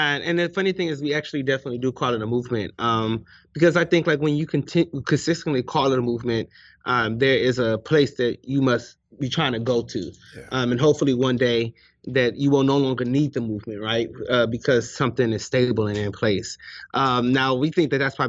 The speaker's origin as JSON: {"language": "English", "town": "Cleveland", "region": "Ohio", "country": "United States", "moved": "yes", "lives_now": "Charlotte, United States", "said": "I am from Cleveland, Ohio, but I live here in Charlotte, North Carolina"}